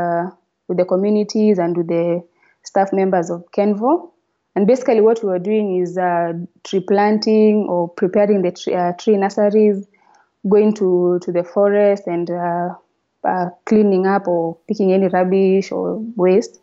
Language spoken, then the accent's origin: English; Kenya; as a Kenyan